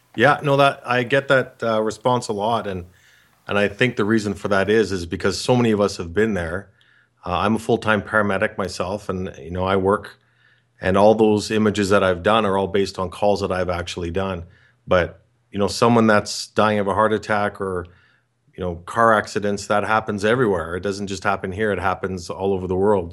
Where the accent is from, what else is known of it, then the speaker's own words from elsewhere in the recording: Canada; I'm from Canada